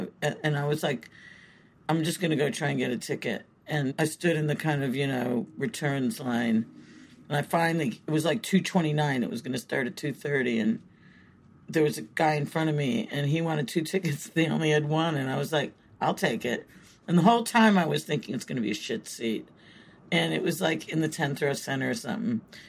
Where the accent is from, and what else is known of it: Chicago, Illinois, United States; born or raised there; moved away as an adult; now in London, United Kingdom